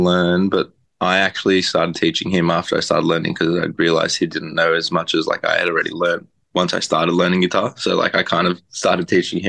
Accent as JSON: {"language": "English", "town": "Melbourne", "region": "Victoria", "country": "Australia", "tie": "born or raised there", "said": "born and raised, baby."}